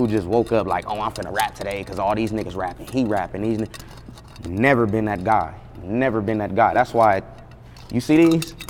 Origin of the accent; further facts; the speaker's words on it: Los Angeles, California, United States; Growing up in the Crenshaw area